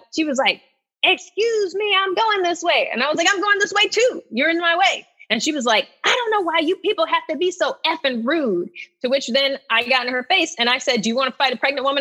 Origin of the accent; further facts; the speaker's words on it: Inkster, Michigan, United States; moved away; also born or lived in Miami; I grew up in Inkster, Michigan